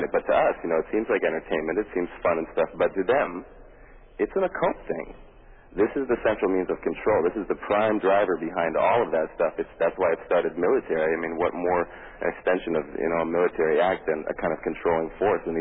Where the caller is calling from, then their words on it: Los Angeles, California, United States; I'm calling you from Los Angeles right now.